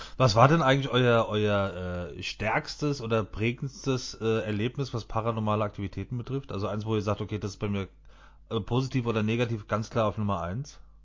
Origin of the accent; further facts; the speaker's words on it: Frankfurt, Hesse, Germany; Wir sind ja Frankfurter, ja. wir sind ja aus Hesse.